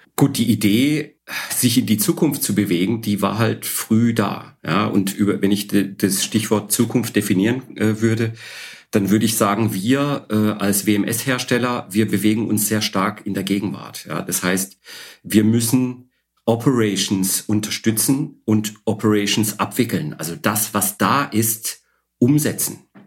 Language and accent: German; Odesa, Odesa Oblast, Ukraine; now in Karlsruhe, Germany; Ursprünglich bin ich in Odessa geboren, am Schwarzen Meer.